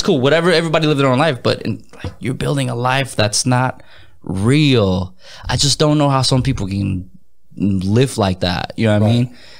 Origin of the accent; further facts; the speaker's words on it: Minnesota, United States; like growing up in Minnesota, they have the Twins, the Minnesota Twins, and it's like, yeah, like they were cool, but you know, they didn't compare to the Dodgers.